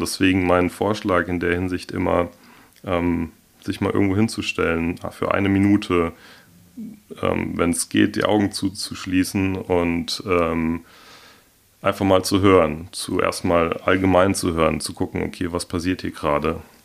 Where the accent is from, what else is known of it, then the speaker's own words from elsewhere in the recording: Hornbach, Hesse, Germany; now in Darmstadt, Germany; aufgewachsen bin ich hier im Odenwald ähm, in Hornbach